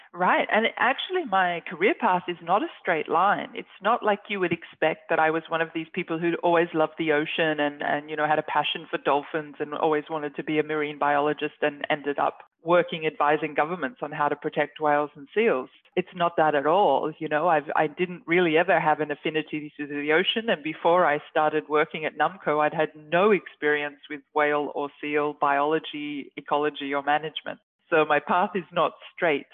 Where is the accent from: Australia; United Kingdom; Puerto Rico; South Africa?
Australia; moved away as an adult; now in Norway; As an Australian, obviously, I'm not used to the cold or the snow, and now I live in Arctic Norway